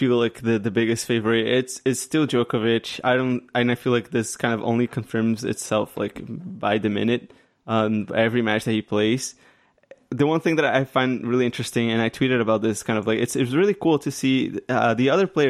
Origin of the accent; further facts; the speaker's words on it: Canada; being a Canadian